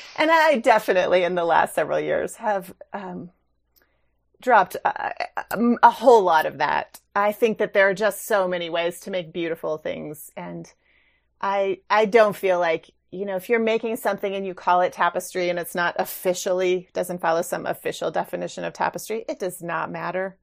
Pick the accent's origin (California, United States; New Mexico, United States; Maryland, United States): New Mexico, United States; moved away; also born or lived in Reno, Nevada; I grew up in New Mexico, and so I was exposed to Navajo and Rio Grande kinds of image-based weaving as a child